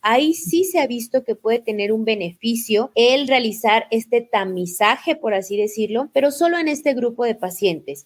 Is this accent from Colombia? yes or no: no; Mexico; moved away as an adult; now in Ecuador; yo soy mexicana, ahora resido en Ecuador y bueno, toda mi formación fue en México